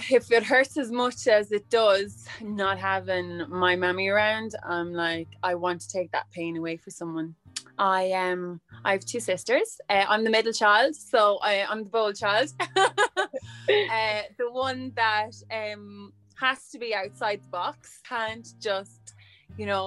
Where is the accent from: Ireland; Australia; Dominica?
Ireland; Midlands; I come from the Midlands in Ireland.